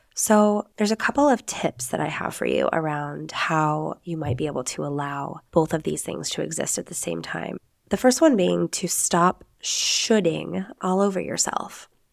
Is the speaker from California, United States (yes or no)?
no; Nevada, United States; moved away as an adult; now in Spain; I am an American. I am from the United States, from the beautiful sagebrush-filled state of Nevada